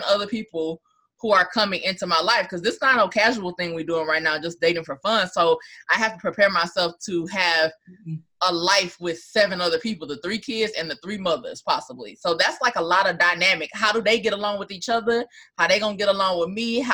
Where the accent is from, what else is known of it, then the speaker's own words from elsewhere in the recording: Arkansas, United States; also born or lived in East Coast; now in New Orleans, United States; I moved to New Orleans. Like, I'm originally from Arkansas, was in on the East Coast for a really long time, but now I'm in Louisiana.